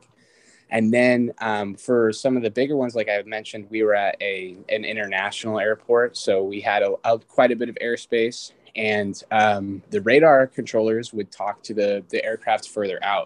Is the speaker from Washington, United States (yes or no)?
yes; Renton, Washington, United States; also born or lived in Kirkland, Washington / Yuma, Arizona; I was born and raised in Kirkland, Washington, and then I spent pretty much everything from middle school onwards here in Renton, Washington